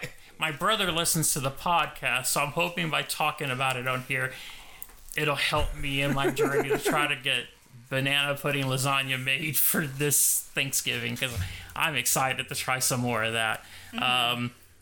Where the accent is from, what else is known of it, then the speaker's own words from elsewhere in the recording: United States; I'm American.